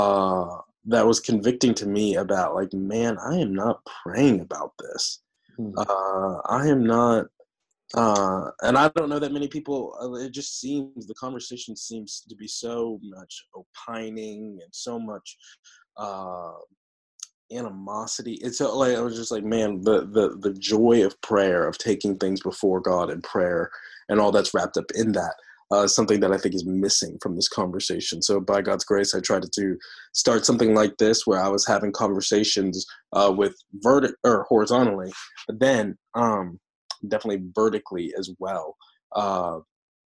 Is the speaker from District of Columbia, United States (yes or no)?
yes; Washington, District of Columbia, United States; growing up in Washington, D.C.